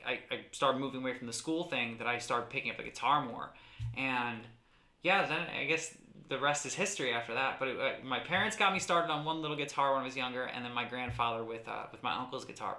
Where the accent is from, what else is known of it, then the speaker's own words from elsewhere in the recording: Stroudsburg, Pennsylvania, United States; also born or lived in New Jersey; now in Richmond, United States; So I was always in Stroudsburg, always like in the Valley, always in the Poconos. So this is home to me.